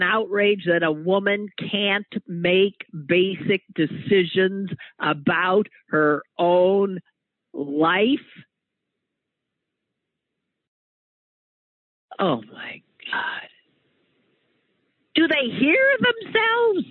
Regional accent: Wisconsin, United States; I'm from Wisconsin

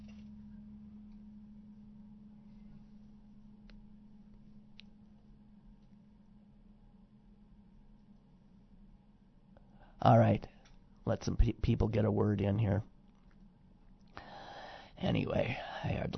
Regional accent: United States; I'm an American.

